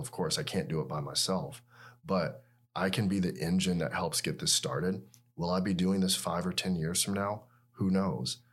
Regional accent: Atlanta, Georgia, United States; moved away as an adult; also born or lived in Tuscaloosa, Alabama / Seattle, Washington / Birmingham, Alabama; I grew up in Atlanta, Georgia

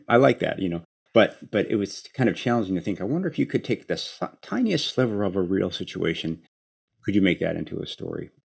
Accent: Chicago, Illinois, United States; I grew up in Chicago

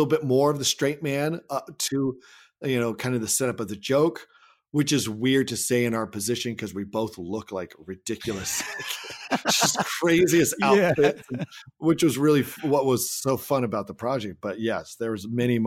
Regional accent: Salem, Oregon, United States; my hometown of Salem, Oregon

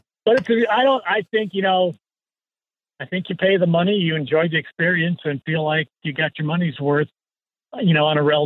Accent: Wisconsin, United States; moved away; I'm from Wisconsin, so going back there feels like home

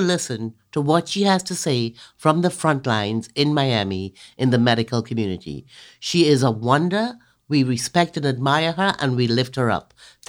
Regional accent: Trinidad & Tobago; Cheryl is a fellow Caribbean woman. I'm from Trinidad.

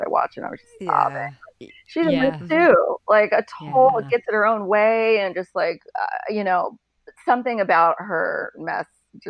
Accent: Northern Virginia, United States; I'm from Northern Virginia.

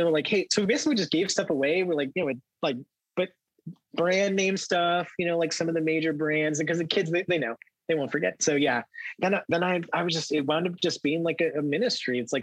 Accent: Southern California, United States; I grew up in Southern California

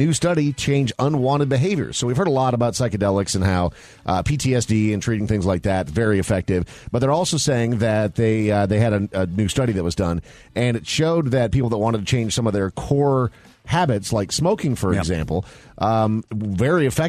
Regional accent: Minnesota, United States; growing up in Minnesota, I mean, I was a kid

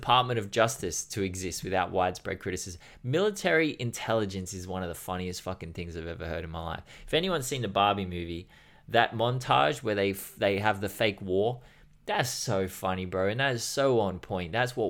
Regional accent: New York City, New York, United States; also born or lived in Peru; But even then, I grew up in Harlem, which is a hood. It's not the worst place in NYC or even the worst place in America.

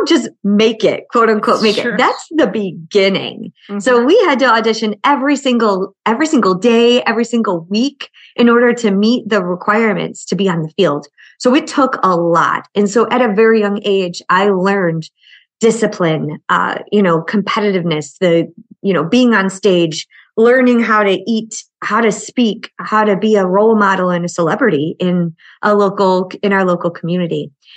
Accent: Buffalo, New York, United States; I grew up in Buffalo and I cheered through very cold winters.

